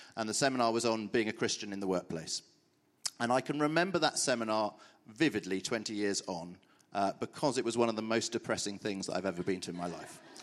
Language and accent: English; Brimpton, South East England, United Kingdom; also born or lived in Birmingham; So I grew up in a little village called Brimpton, uh, near here